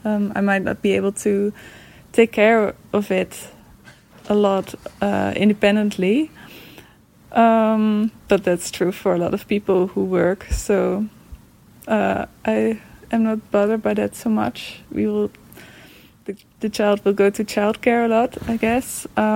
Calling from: Netherlands; I'm calling in from the Netherlands.

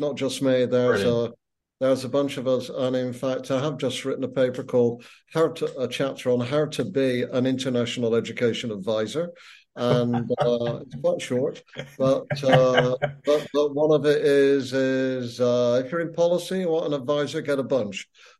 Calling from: Ottawa, Ontario, Canada; I am coming from Ottawa

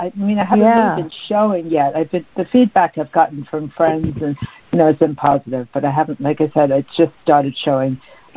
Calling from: New York, United States; from New York.

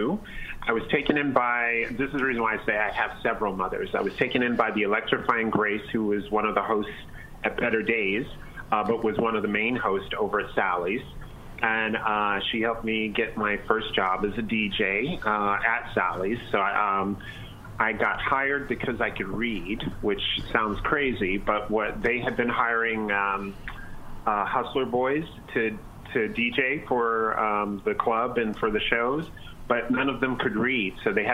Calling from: Toronto, Ontario, Canada

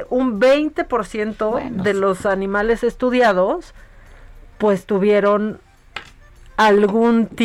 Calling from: Texcoco, State of Mexico, Mexico; de Texcoco.

